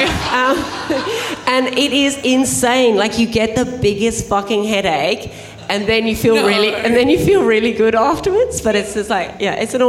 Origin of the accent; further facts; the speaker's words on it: South Africa; moved away; I grew up in South Africa where people are very, very prudish.